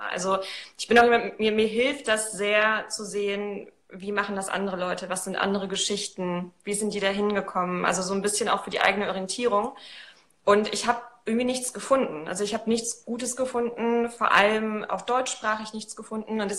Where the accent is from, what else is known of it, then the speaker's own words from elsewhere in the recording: Poland; Ich komme eigentlich aus Polen, deswegen gucke ich im Augenblick äh, auch ein paar polnische Kanäle tatsächlich, um die Sprache so wieder drauf zu